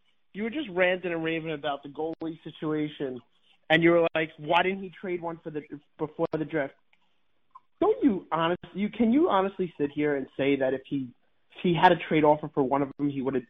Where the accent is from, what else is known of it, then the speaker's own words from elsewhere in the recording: New York City, New York, United States; from New York City.